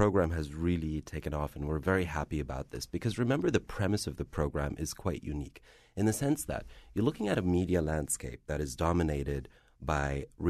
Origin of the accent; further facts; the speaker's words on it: Frankfurt, Hesse, Germany; Well, I am of Algerian descent. I'm very much bicultural. I was born and raised in Frankfurt, so I am Arab. I am German.